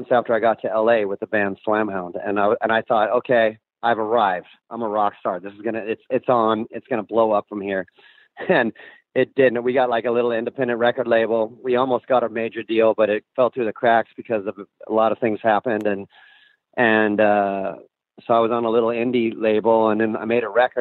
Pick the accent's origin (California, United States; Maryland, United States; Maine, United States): California, United States; Orange County; moved away as an adult; also born or lived in Hollywood; now in Los Angeles, United States; I grew up in Orange County, so I was like an hour from Hollywood